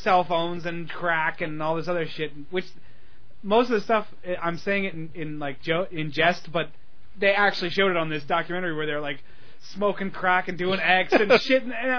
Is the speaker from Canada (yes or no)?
no; Pennsylvania, United States; I grew up in Pennsylvania, and I was very, very close to where the Amish live